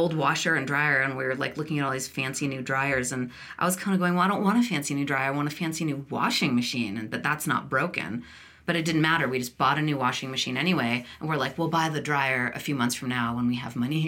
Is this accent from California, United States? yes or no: yes; California, United States; moved away; I didn't grow up here. I grew up in California